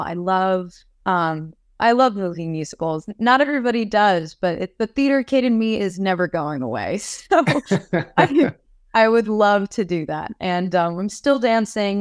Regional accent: New York, United States; moved away as an adult; now in Los Angeles, United States; growing up in New York, there's just so much rich culture

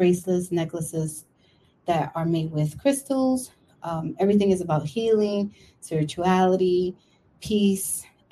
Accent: New York City, New York, United States; also born or lived in Brooklyn; I was born in Brooklyn, live in Washington Heights, and now was raised in Washington Heights, and now I live in the Bronx

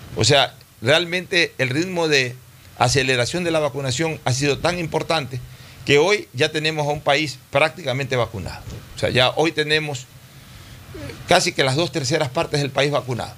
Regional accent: Ecuador; como ecuatoriano

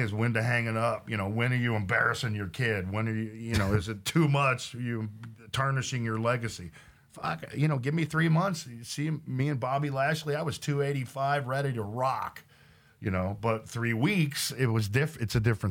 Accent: Oklahoma, United States; also born or lived in Los Angeles / San Diego; now in Texas, United States; I grew up in Oklahoma.

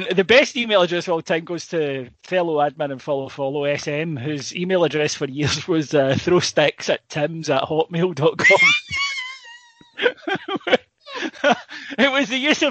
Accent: Scotland, United Kingdom; also born or lived in Northern Ireland; I'm Scottish.

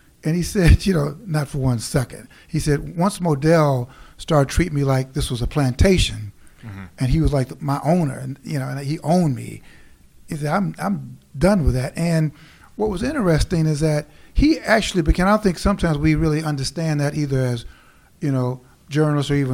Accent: Chicago, Illinois, United States; I grew up in Chicago

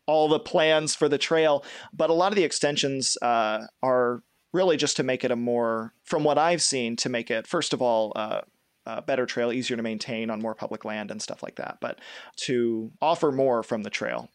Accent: Kentucky, United States; I'm from Kentucky. I'm from not too far away from the Shell Toy Trace.

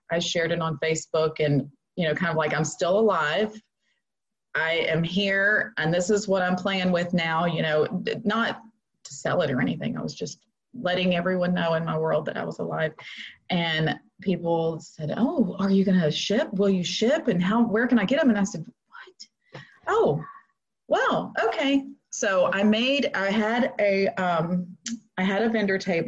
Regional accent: Florida, United States; moved away as an adult; I kind of got stuck in Florida with the quarantine, and I had no idea that God was actually bringing me back to my hometown.

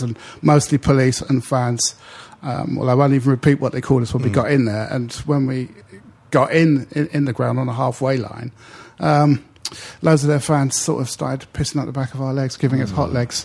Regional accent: London, United Kingdom; an ordinary black working class lad growing up in West London

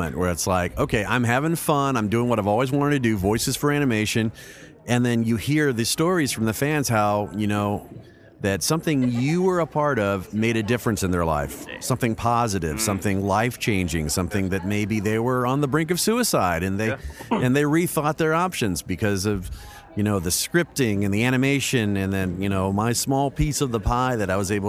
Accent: Louisiana, United States; I'm from Louisiana

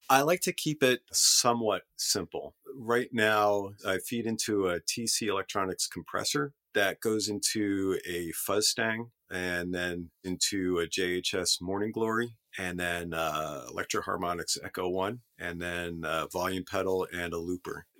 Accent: Allentown, Pennsylvania, United States; moved away; also born or lived in West Seattle; Born and raised in Allentown.

